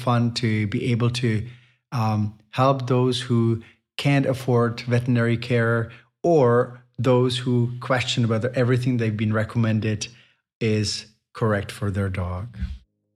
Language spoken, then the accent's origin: English; Chomutov, Ústí nad Labem Region, Czechia; my hometown of Chomutov